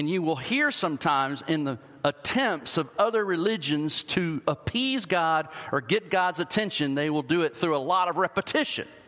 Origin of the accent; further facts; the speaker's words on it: the South, United States; I grew up in the South